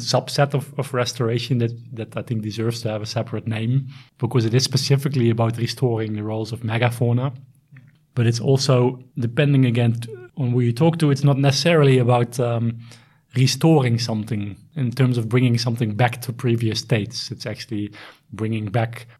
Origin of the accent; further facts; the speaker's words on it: Netherlands; moved away as an adult; also born or lived in South Africa; now in Sweden; I am originally from the Netherlands